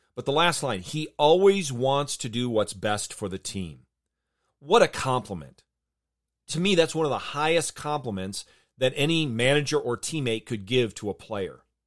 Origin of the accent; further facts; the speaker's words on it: Michigan, United States; I grew up in Michigan and have been a lifelong Tiger fan